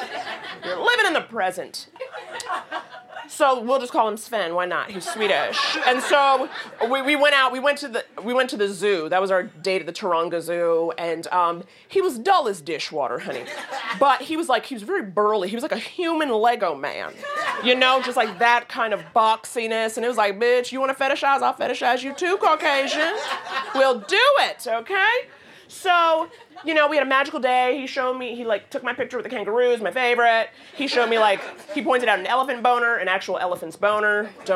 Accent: New York City, New York, United States; also born or lived in Sydney, Australia; I'm from New York City too, born and raised

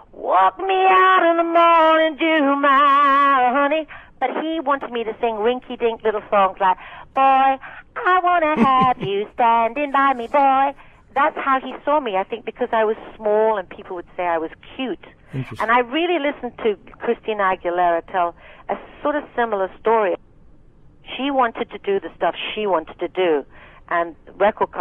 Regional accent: Scotland, United Kingdom; accent: thick Scottish; I spoke with a thick Scottish accent

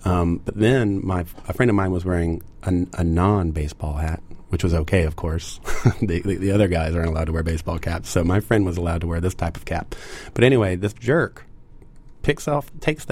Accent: Columbia, South Carolina, United States; I grew up in Columbia, South Carolina

